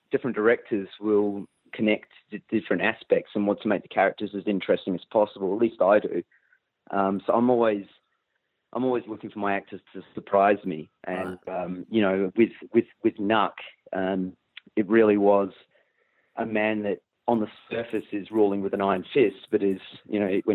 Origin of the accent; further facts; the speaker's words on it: Perth, Western Australia, Australia; I grew up in Western Australia